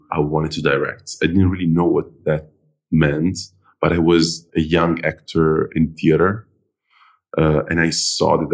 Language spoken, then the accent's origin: English; Milan, Lombardy, Italy; moved away; I was born in Milan, but my family is from all over the place.